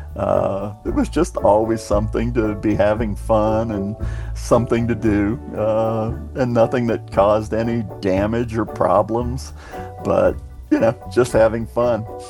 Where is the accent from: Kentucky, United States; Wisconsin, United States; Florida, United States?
Florida, United States; Clearwater; I'm from Clearwater, Florida. Spent uh, most all of my life there